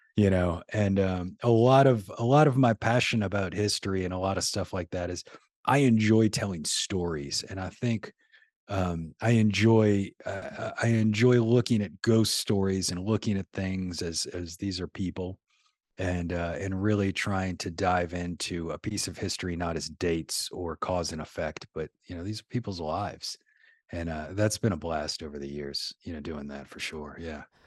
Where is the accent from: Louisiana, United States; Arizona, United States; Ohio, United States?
Louisiana, United States; New Orleans; I'm from New Orleans, born and raised in New Orleans